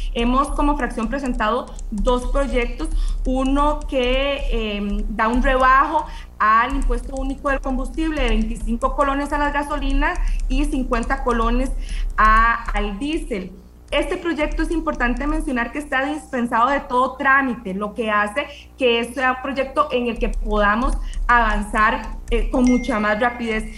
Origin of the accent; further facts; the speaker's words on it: Costa Rica; nosotros como costarricenses